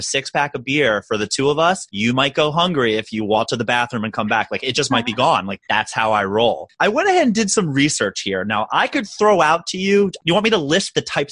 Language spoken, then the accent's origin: English; Baltimore, Maryland, United States; now in New York, United States; I'm originally a Baltimorean from Baltimore, Maryland.